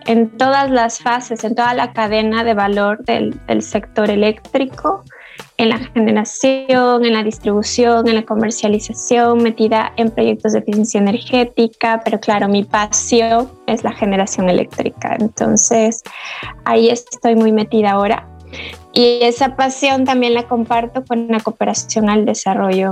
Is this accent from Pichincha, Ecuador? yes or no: no; Loja, Ecuador; moved away as an adult; also born or lived in Cuenca, Ecuador; now in Madrid, Spain; soy eh, lojana de una ciudad muy pequeñita del sur del Ecuador.